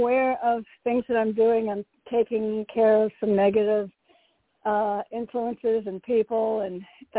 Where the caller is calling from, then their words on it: Connecticut, United States; from Connecticut.